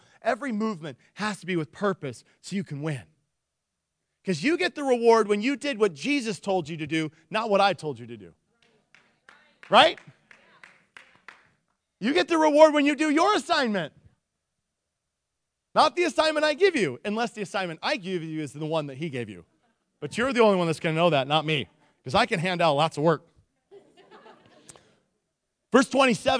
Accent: Nikiski, Alaska, United States; I grew up in Nikiski

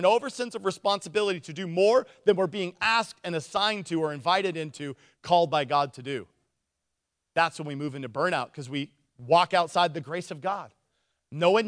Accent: Nikiski, Alaska, United States; I'm from Nikiski

